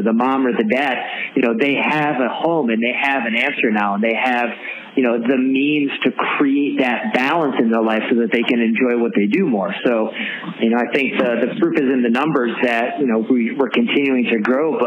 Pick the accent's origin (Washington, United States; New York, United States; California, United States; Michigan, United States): New York, United States; Syracuse; now in Westchester, United States; I'm from Syracuse originally